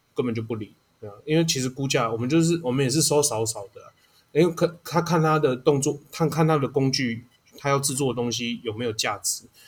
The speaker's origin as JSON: {"language": "Chinese", "country": "Taiwan", "said": "因为我们是台湾人呐"}